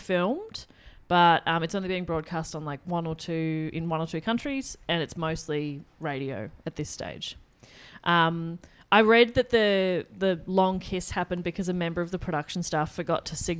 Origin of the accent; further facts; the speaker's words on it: Australia; if anything, I, as an Australian, hate Australia.